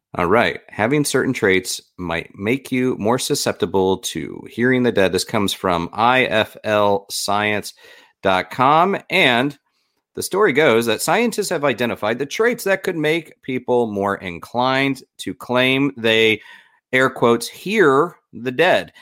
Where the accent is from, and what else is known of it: Florida, United States; born or raised there